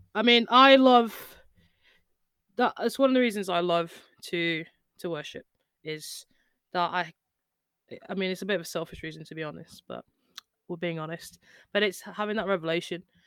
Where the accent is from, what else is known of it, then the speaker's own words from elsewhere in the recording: United Kingdom; we're just British